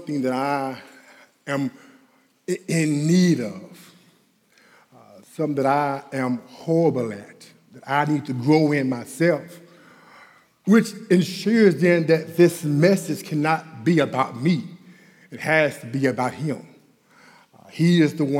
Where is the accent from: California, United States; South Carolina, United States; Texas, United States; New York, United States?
Texas, United States; Dallas; I'm from Oak Cliff